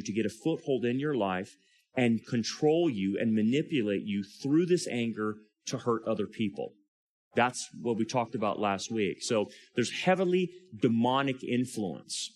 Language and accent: English; California, United States; I'm from California